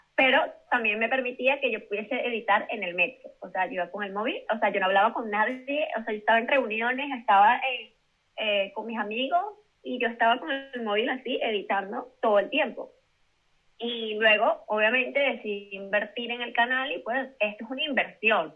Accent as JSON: {"language": "Spanish", "country": "Venezuela", "moved": "as an adult", "lives_now": "Madrid, Spain", "said": "yo soy venezolana, pero tengo mis papeles españoles porque mis abuelos son españoles"}